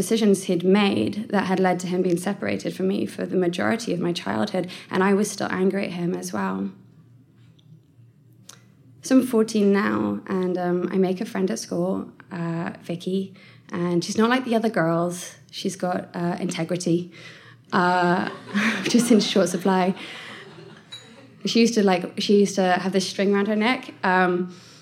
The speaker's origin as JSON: {"language": "English", "town": "Bath", "region": "South West England", "country": "United Kingdom", "tie": "born or raised there", "said": "I grew up in Bath. I don't know if anyone knows Bath in the West Country"}